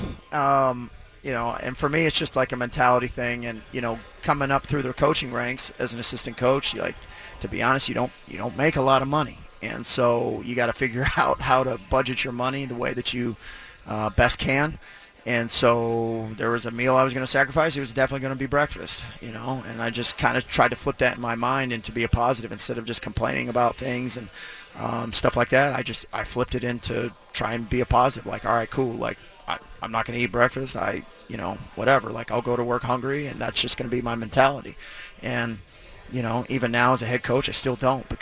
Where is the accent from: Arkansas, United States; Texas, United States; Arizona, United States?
Arizona, United States; Phoenix; I grew up in Phoenix